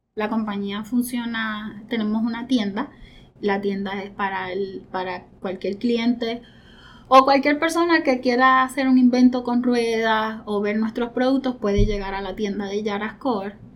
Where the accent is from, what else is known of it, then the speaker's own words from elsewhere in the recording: Venezuela; now in Puerto Rico; nosotros somos venezolanos, Roberto y yo